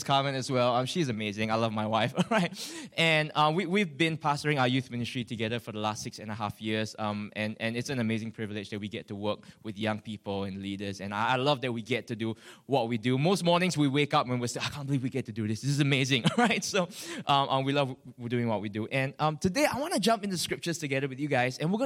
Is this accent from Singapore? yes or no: yes; Singapore; I'm from Singapore, from a church called Victory Family Center